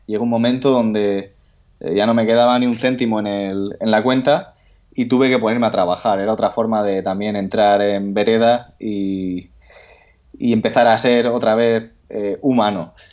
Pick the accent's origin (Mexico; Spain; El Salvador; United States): Spain; Andalusia; A mí no me llames gallego porque yo soy andaluz